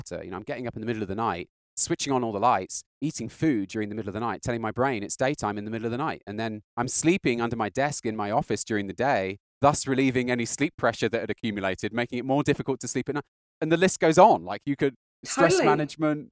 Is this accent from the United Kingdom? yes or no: yes; United Kingdom; I'm British